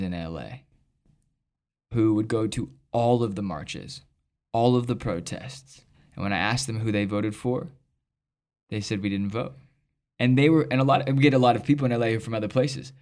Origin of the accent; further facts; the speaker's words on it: United States; I'm an American